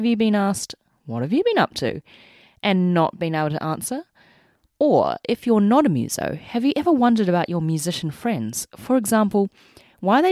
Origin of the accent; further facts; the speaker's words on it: Auckland, New Zealand; moved away as an adult; also born or lived in Sydney, Australia; now in London, United Kingdom; I was born and raised in Auckland, New Zealand, hence the accent